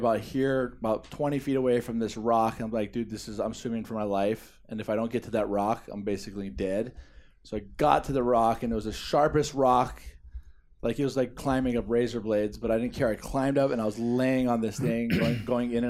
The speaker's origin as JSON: {"language": "English", "area": "Kauai", "region": "Hawaii", "country": "United States", "tie": "born or raised there", "said": "We were born and raised on Kauai"}